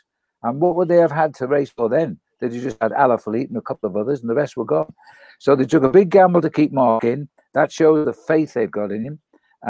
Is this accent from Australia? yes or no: no; United Kingdom; I'm a Brit.